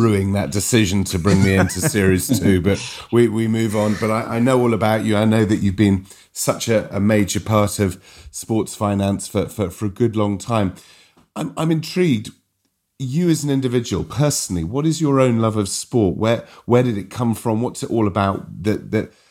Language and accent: English; Wales, United Kingdom; I'm from Wales